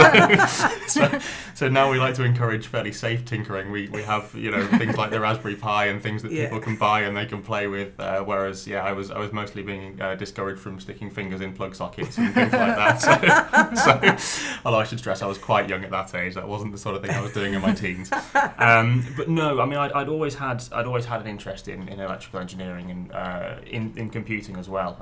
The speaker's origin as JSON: {"language": "English", "area": "just north of Coventry", "region": "West Midlands", "country": "United Kingdom", "tie": "born or raised there", "also_born_or_lived": "Stoke-on-Trent / Manchester", "moved": "as an adult", "said": "originally I was originally born in Stoke-on-Trent and then spent 7 or 8 years there and then the next 10 years just north of Coventry"}